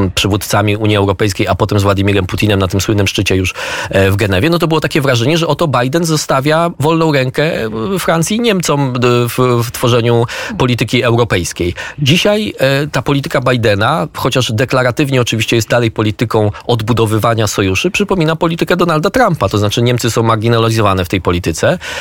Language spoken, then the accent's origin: Polish; Poland; my z Polski